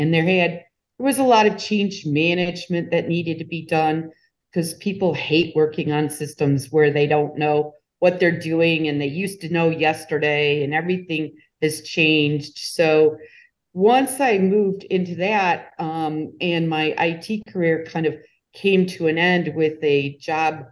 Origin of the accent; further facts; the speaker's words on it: Illinois, United States; moved away as an adult; also born or lived in South Carolina; I grew up in Illinois in the States